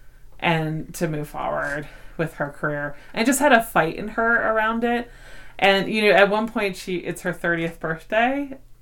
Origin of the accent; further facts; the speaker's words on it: Philadelphia, Pennsylvania, United States; accent: Philly; I have a Philly accent